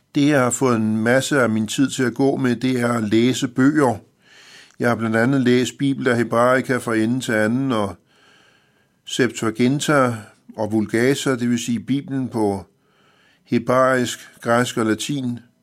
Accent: Copenhagen, Capital Region of Denmark, Denmark; jeg er født i København i 1955

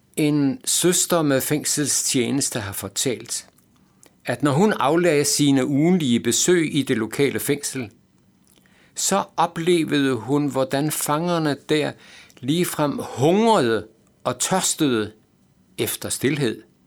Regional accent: Aalborg, North Denmark Region, Denmark; jeg havde lært som teenager i Aalborg

